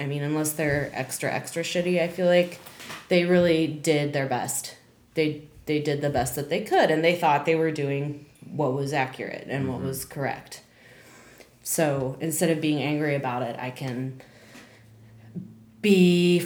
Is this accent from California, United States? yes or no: yes; California, United States; moved away; I was born in California